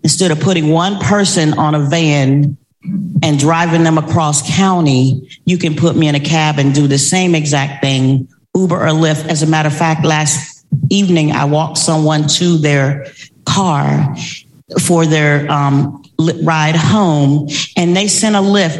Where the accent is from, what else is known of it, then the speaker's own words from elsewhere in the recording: Tallahassee, Florida, United States; moved away; I am originally from Tallahassee, Florida